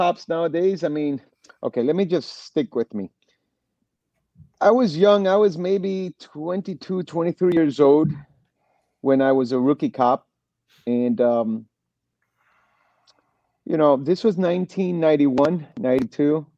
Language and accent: English; Miami, Florida, United States; also born or lived in Los Angeles, California; I was born in L.A., Los Angeles, and then raised here in Miami, Florida. And I lived here pretty much all my life.